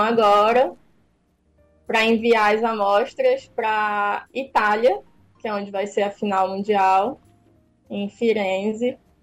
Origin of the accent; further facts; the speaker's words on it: Pará, Brazil; now in Fortaleza, Brazil; eu sou paraense.